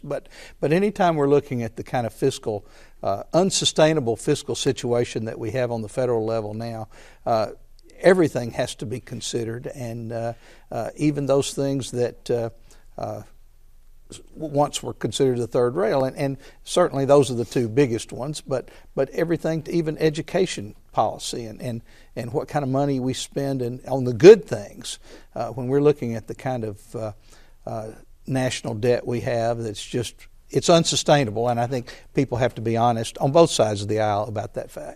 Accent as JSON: {"language": "English", "town": "Conway", "region": "Arkansas", "country": "United States", "tie": "born or raised there", "lives_now": "Ferndale, United States", "said": "While I love Conway and it's my hometown, I live in Ferndale now"}